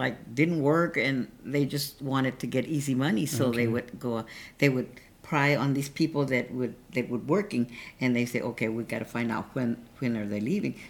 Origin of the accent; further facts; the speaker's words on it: Colorado, United States; born there; So, because I was born in Colorado, that's where I was born.